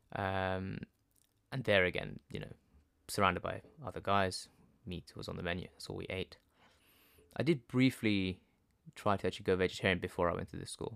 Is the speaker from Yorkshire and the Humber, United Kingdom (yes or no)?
no; London, United Kingdom; I was born in London, my parents are from Gujarat